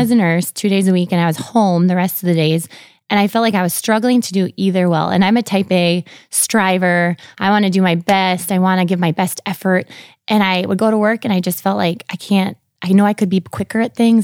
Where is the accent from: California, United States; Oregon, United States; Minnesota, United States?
Minnesota, United States; Sartell; moved away as an adult; now in Brandon, United States; I grew up in Sartell, Minnesota. So it's central, right outside of Saint Cloud